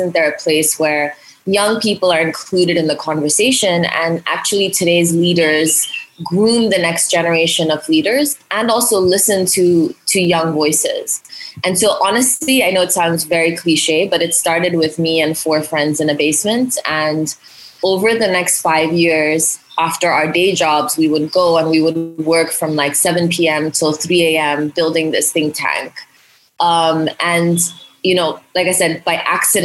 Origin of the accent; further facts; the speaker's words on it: India; moved away; also born or lived in Hong Kong; I was born in India. I grew up in India and Hong Kong.